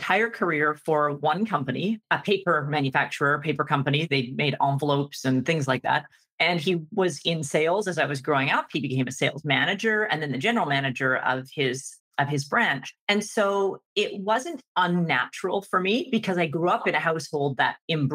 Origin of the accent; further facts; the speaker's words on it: Vancouver, British Columbia, Canada; I grew up in Vancouver, BC